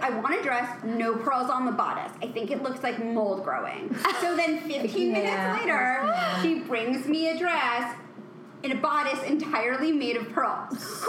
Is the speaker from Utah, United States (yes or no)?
no; New York, United States; I'm from the Upper East Side